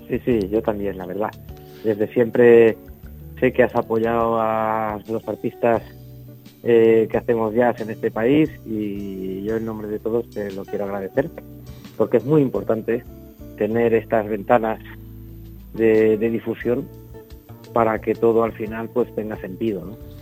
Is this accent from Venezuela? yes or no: no; Valencia, Valencian Community, Spain; Yo soy de Valencia